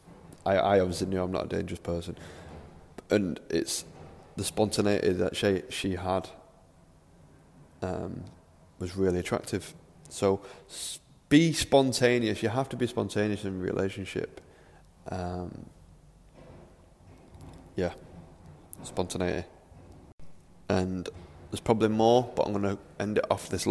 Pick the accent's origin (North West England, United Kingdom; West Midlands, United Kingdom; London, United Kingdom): North West England, United Kingdom; Manchester; I'm from Manchester, I live in Manchester.